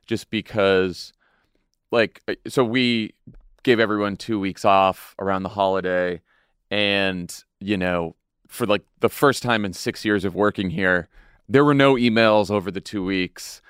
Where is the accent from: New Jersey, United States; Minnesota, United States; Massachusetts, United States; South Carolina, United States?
Massachusetts, United States; my home state of Massachusetts